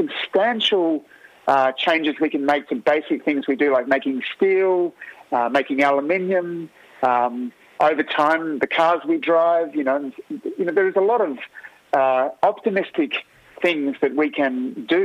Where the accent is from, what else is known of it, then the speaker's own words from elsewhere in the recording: Australia; as an Australian